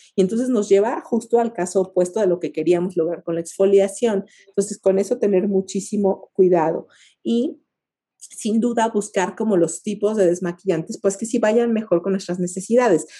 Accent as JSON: {"language": "Spanish", "country": "Mexico", "said": "como mexicanos"}